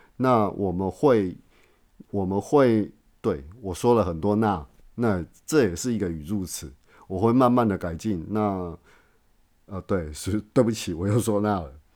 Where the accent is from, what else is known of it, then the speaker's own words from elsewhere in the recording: Taiwan; 我来自台湾。那我是台湾土生土长的，而且我本身的台湾意识，呃，意识是很强的。那我也是非常拥护中华民国的